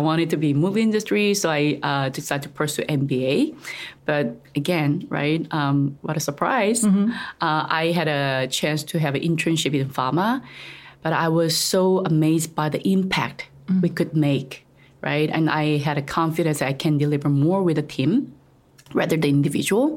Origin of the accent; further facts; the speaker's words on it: South Korea; English is a second language; moved away as an adult; now in Taiwan; I'm originally from Korea